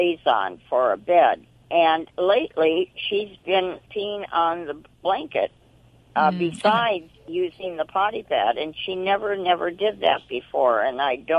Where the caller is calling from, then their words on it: Azusa, California, United States; From Azusa, California.